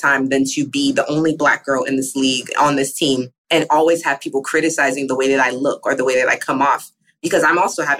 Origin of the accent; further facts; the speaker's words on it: Texas, United States; I grew up in Texas